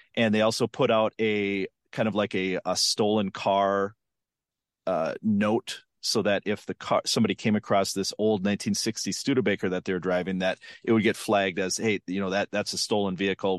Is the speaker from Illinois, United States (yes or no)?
no; Western Minnesota, United States; I grew up in Western Minnesota in the nineties.